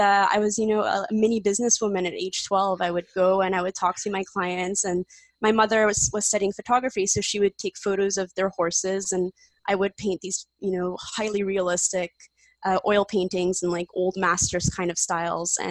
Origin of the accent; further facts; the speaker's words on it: Montreal, Quebec, Canada; moved away as an adult; also born or lived in Poland; now in Toronto, Canada; So I was born in Poland and I was born in the time of communism in Poland. So my parents wanted to leave. I came when I was 3 years old. My sister, who's older than me, was 5. And we immigrated to Montreal, which is in Quebec